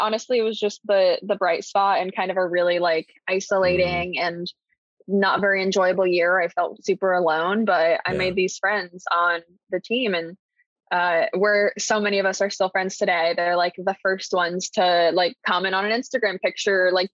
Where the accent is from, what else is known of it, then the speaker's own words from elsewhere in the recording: Columbus, Indiana, United States; also born or lived in Boston / Bloomington, Indiana; I grew up in Columbus, Indiana pretty medium sized town, small city.